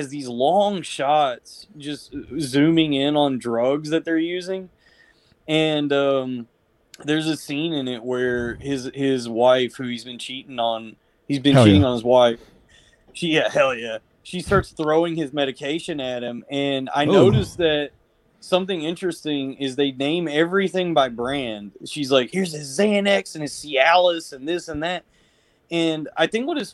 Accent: Texas, United States; now in Astoria, Queens, United States; I'm from Texas

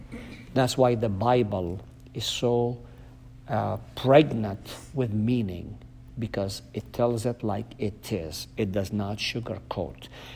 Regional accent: Palestine; first language Arabic; English is a second language; I'm fluent. My mother tongue is Arabic.

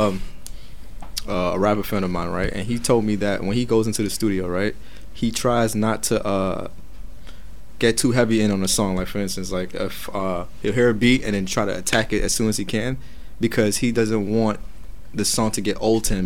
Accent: New York, United States; I'm from New York

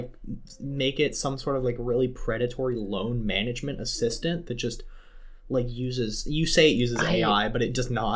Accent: Texas, United States; moved away as an adult; now in New England, United States; I'm from Texas.

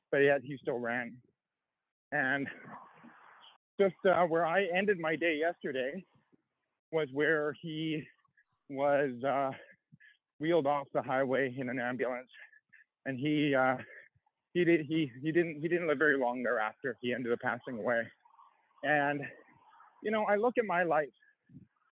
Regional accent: High River, Alberta, Canada; I grew up in Canada. I grew up in a small town called High River in Alberta.

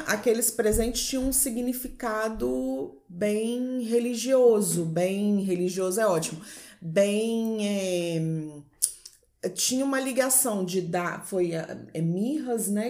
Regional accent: Vila Velha, Espírito Santo, Brazil; Eu sou de Vila Velha, Espírito Santo

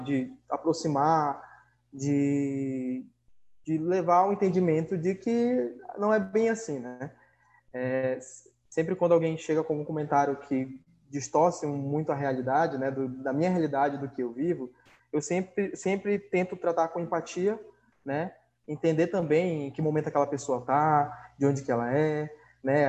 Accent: Manaus, Amazonas, Brazil; sou de Manaus

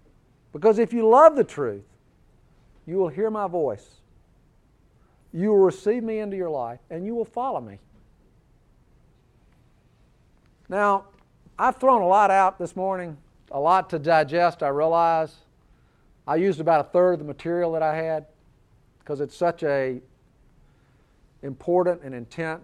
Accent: Birmingham, Alabama, United States; I was raised here in Birmingham. I was raised in the church.

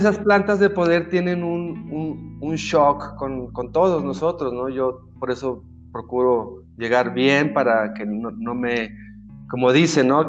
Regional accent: Mexico; otro mexicano

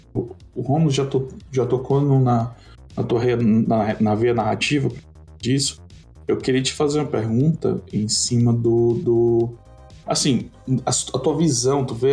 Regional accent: Ceará, Brazil; nós somos do Ceará

